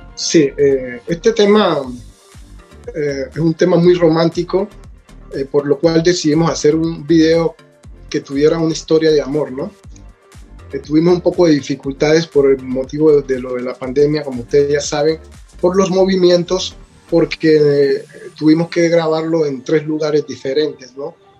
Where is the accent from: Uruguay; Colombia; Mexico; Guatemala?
Colombia; Buenaventura, Valle del Cauca; also born or lived in Italy; now in Vancouver, Canada; yo soy de Buenaventura